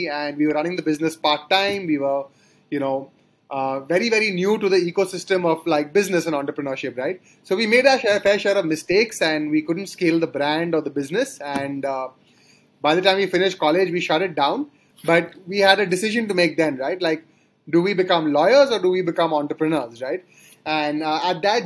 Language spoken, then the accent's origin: English; Kolkata, West Bengal, India; moved away as an adult; also born or lived in Sonipat, India / Delhi, India; I grew up in Calcutta, and that's where my parents are from